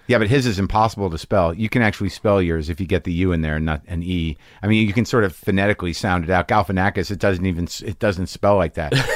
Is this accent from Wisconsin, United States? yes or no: no; New Mexico, United States; I grew up in New Mexico